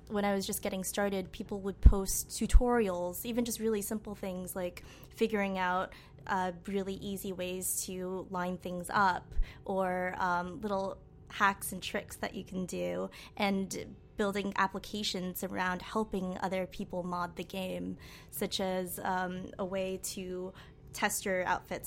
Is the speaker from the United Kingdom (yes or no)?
no; Amherst, Massachusetts, United States; now in New York, United States; I grew up in Amherst, Massachusetts, which is a really small liberal town in Western Mass